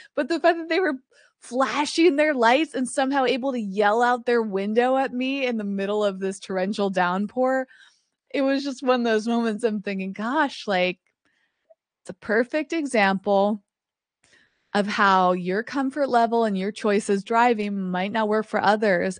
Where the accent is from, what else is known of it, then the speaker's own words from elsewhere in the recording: East Coast, United States; now in Los Angeles, United States; I grew up on the East Coast